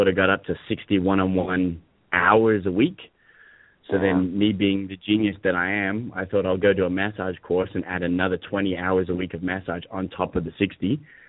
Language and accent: English; Hong Kong; I think so, and I grew up in an American international school in Hong Kong, so my accent's a bit all over the place.